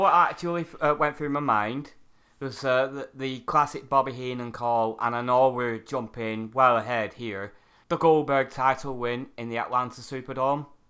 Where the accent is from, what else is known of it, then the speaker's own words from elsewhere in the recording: United Kingdom; I'm a Brit